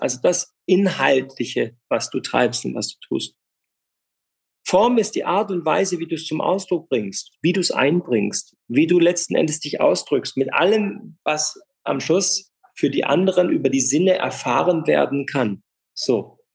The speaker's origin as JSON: {"language": "German", "town": "Freiburg", "region": "Baden-Württemberg", "country": "Germany", "tie": "born or raised there", "said": "Ich bin in Freiburg groß geworden"}